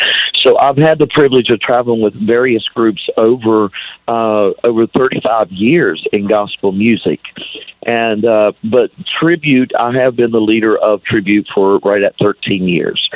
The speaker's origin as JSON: {"language": "English", "town": "Ripley", "region": "West Virginia", "country": "United States", "tie": "born or raised there", "moved": "as an adult", "said": "I grew up in West Virginia. I graduated from Ripley, West Virginia"}